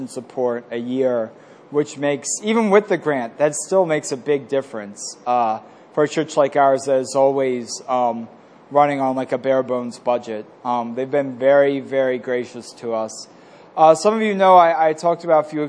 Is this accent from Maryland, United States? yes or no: yes; Glen Burnie, Maryland, United States; I grew up in Glen Burnie